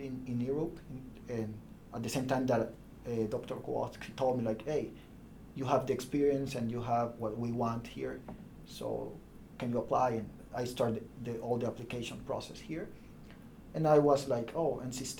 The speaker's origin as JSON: {"language": "English", "country": "El Salvador", "also_born_or_lived": "Bologna, Italy", "second_language": "English", "moved": "as an adult", "lives_now": "United States", "said": "I'm from El Salvador"}